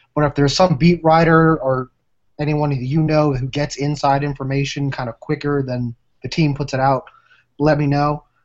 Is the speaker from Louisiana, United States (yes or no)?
yes; New Orleans, Louisiana, United States; I am from New Orleans